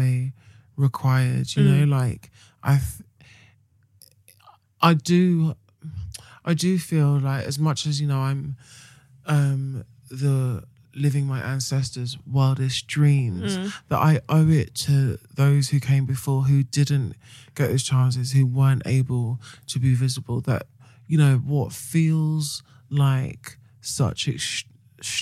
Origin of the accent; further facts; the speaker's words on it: United Kingdom; being British